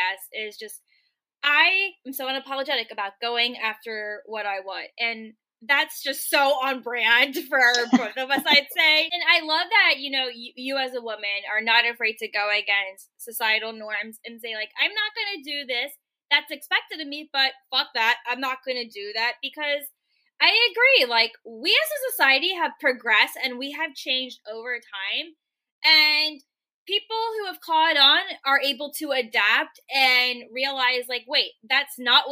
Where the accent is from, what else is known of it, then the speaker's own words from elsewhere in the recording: Richmond, Virginia, United States; moved away as an adult; also born or lived in San Francisco; now in Portland, United States; born and raised in Richmond, Virginia, which is where I'm located right now